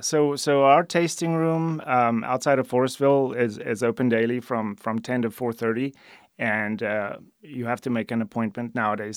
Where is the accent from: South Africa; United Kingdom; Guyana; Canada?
South Africa; moved away as an adult; now in United States; I'm originally from South Africa